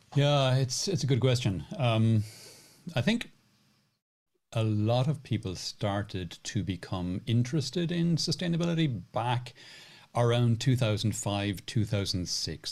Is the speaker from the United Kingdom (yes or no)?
no; Cork, Munster, Ireland; when I was growing up in Cork in Ireland